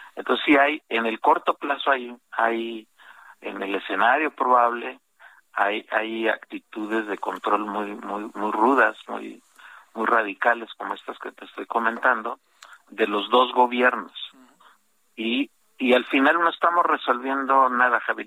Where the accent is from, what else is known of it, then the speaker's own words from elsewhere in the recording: Mexico; los mexicanos somos con mucho el, más grande flujo